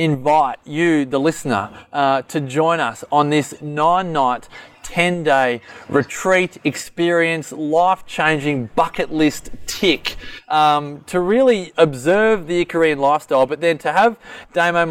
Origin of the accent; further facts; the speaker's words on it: Melbourne, Victoria, Australia; moved away; born and bred in Melbourne